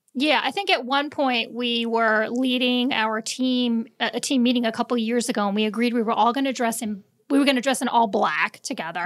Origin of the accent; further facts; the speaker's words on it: Long Island, New York, United States; moved away as an adult; now in the Carolinas, United States; I was born and raised in New York, Long Island